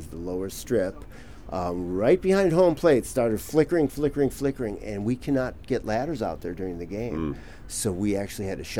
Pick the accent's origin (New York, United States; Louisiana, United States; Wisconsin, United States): Wisconsin, United States; Milwaukee; now in Los Angeles, United States; I'm originally from Milwaukee, Wisconsin